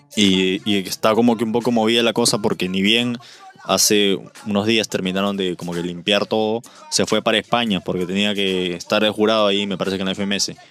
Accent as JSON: {"language": "Spanish", "country": "Peru", "said": "Nosotros somos peruanos"}